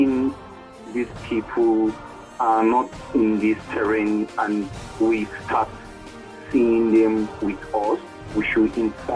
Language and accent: English; Nigeria; I'm from Nigeria